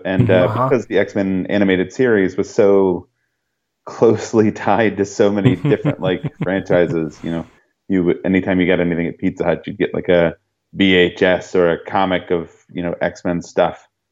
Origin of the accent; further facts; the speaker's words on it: California, United States; born there; also born or lived in San Diego / Bay Area / New Mexico; I was born in Southern California. My family moved around quite a bit when I was younger. We lived a bit in, you know, the San Diego area, a bit in the Bay Area, a little bit in New Mexico